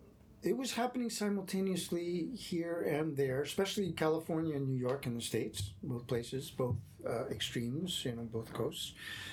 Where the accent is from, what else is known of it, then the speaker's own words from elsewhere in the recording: Quebec, Canada; Well, I come from Quebec.